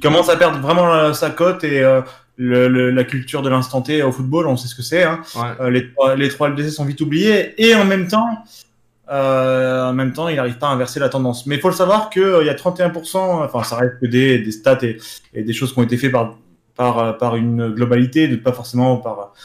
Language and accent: French; France; en tant que Français